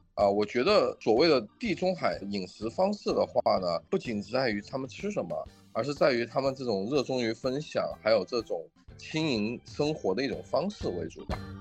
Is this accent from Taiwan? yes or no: no; China; also born or lived in Australia; 我们中国人吃番茄也就几百年的时间